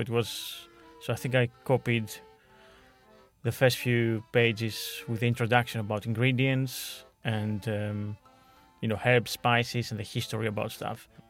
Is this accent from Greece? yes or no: yes; Veria, Central Macedonia, Greece; moved away; my hometown in Veria, in Greece.